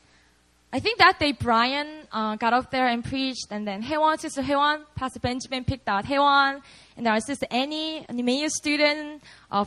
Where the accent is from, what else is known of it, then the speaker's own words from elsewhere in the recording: Busan, South Korea; moved away; Busan's my hometown